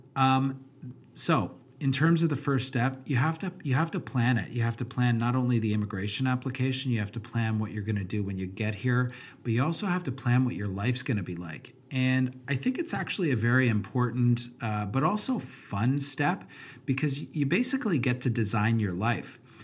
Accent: Canada; as a Canadian

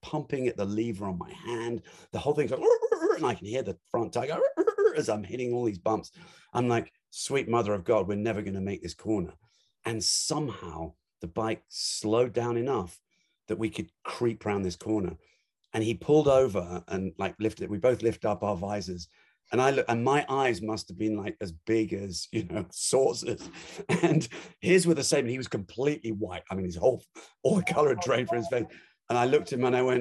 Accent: London, United Kingdom; I grew up in London

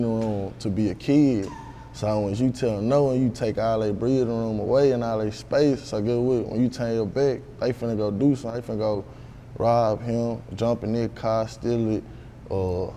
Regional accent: Memphis, Tennessee, United States; also born or lived in Olive Branch, Mississippi; I grew up in the East, in like Oak Haven area, like off of Tullahoma

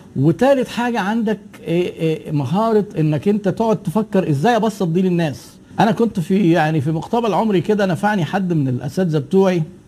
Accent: Egypt; عندنا في مصر

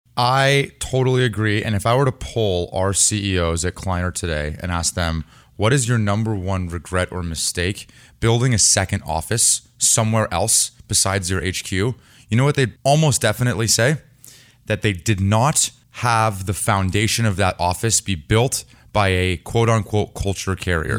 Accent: Bay Area, California, United States; I grew up in the Bay Area. I've lived in the city for the last ten years

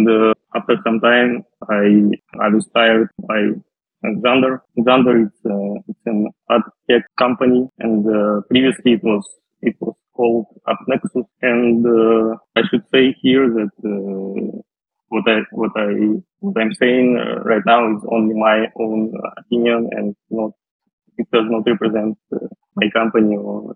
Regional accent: Western Siberia, Russia; moved away as an adult; also born or lived in Moscow, Russia / France; Originally, I'm from Russia. I was born in a small city in Western Siberia

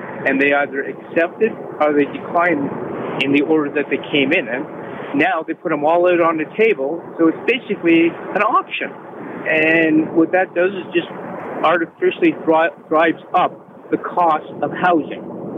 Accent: Toronto, Ontario, Canada; moved away; I was born and raised in Toronto. I love Toronto. I still think of it as my home.

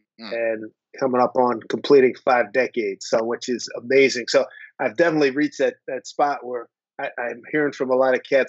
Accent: Philadelphia, Pennsylvania, United States; growing up in Philly.

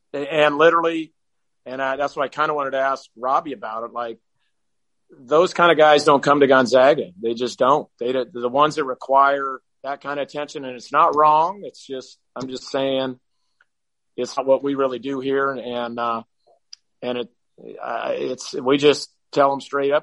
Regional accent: small town just outside of Eugene, Oregon, United States; a kid from my hometown, which, when I grew up was 2,000 people. It's now probably 3,000 or 4,000 people just outside of Eugene

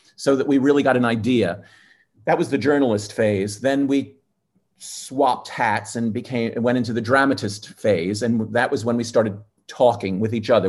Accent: New York, United States; I grew up in New York

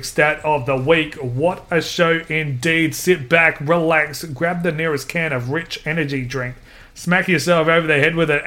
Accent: Adelaide, South Australia, Australia; I'm from Adelaide

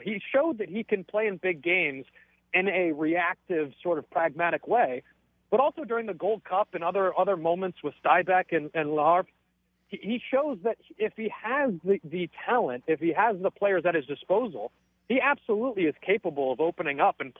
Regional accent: United States; being an American in quote-unquote their game.

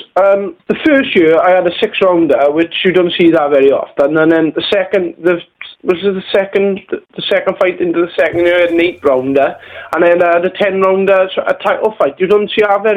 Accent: Merthyr Tydfil, Wales, United Kingdom; my hometown of Merthyr Tydfil

